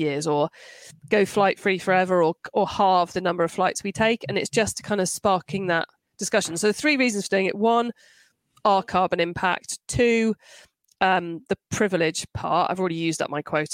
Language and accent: English; United Kingdom; being British